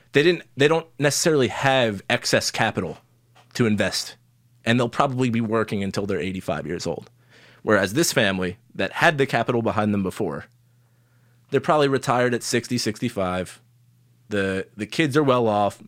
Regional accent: Long Island, New York, United States; I grew up on Long Island, pretty affluent place

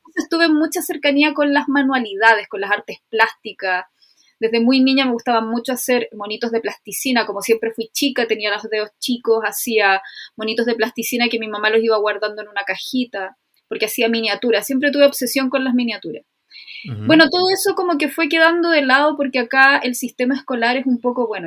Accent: Chile; soy chilena, tengo 38 años

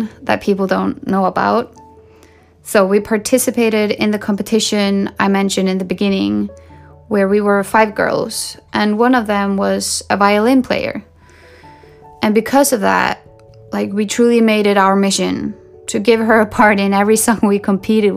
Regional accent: Sweden; I grew up in Sweden, the country of pop

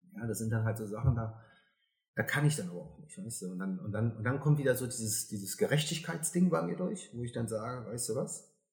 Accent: Germany; ich bin Deutscher, ich bin auch stolz drauf

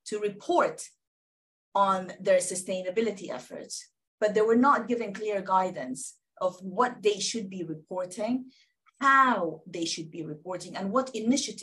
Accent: Sudan; now in United Kingdom; I am originally from Sudan

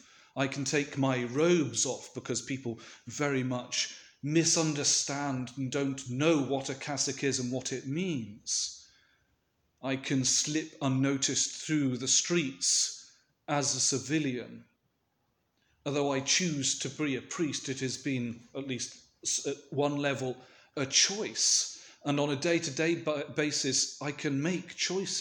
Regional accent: United Kingdom; a British Orthodox Christian

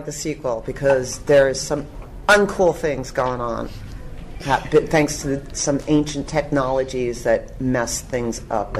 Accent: New York, United States; No, I'm a New Yorker. I'm a New Yorker.

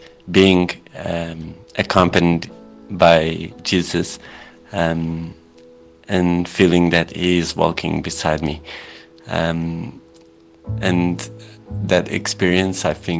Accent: Portugal; English is a second language; now in Spain; I'm from Portugal, and I hope you are all having a wonderful Saturday.

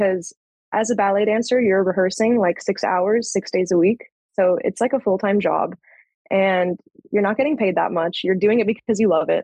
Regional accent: Orange County, California, United States; moved away as an adult; now in San Diego, United States; San Diego is where I live now. I'm originally from Orange County

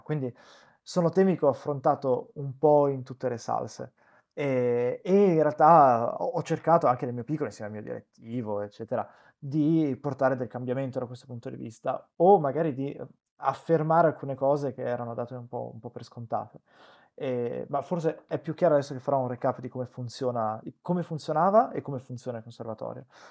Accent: Benevento, Campania, Italy; io sono cresciuto a Benevento che è una cittadina di provincia

